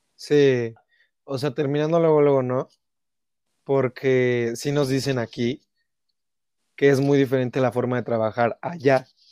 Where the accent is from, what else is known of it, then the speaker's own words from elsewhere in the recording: Mexico; como mexicano